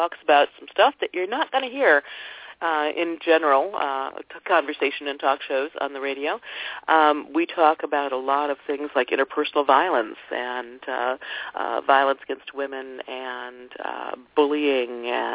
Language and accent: English; Ohio, United States; I grew up in Ohio